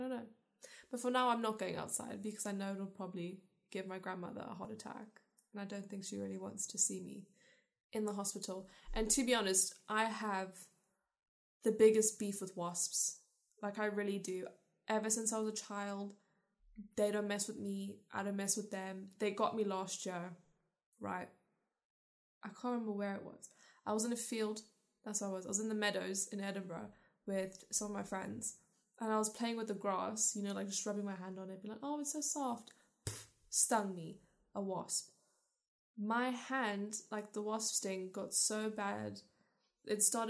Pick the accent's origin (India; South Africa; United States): South Africa; also born or lived in London / Scotland; now in United Kingdom; I was born in South Africa.